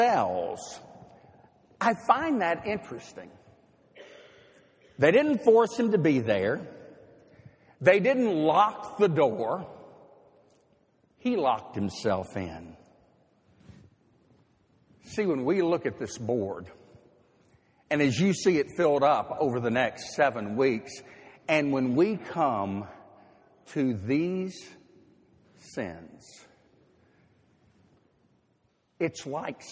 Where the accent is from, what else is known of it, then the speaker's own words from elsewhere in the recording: Nashville, Tennessee, United States; moved away as an adult; Nashville is my hometown. I spent 24 years growing up there.